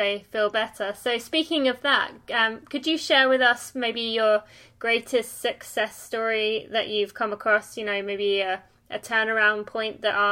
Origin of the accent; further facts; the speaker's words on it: England, United Kingdom; now in United States; I live in America, but I'm English